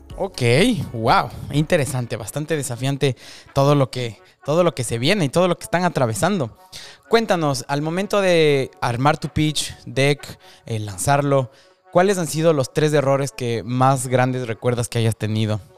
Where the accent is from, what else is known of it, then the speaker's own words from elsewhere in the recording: Ecuador; now in Miami, United States; yo soy de Ecuador en mi caso